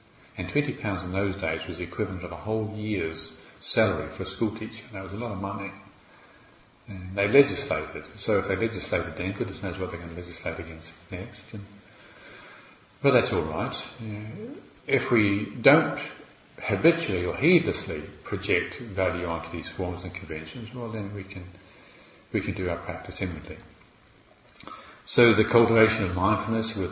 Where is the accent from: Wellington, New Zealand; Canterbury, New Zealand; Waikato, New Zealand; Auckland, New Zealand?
Waikato, New Zealand; Morrinsville; accent: New Zealand; moved away as an adult; now in England, United Kingdom; I've got this kind of country bumpkin accent from Mullinsville.